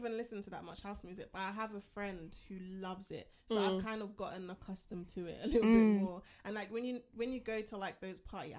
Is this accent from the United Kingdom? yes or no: yes; London, United Kingdom; And I'm from London.